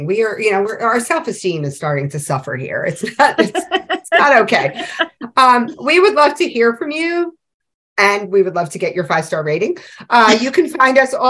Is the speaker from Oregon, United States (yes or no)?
no; New York City, New York, United States; when I was a kid growing up in New York City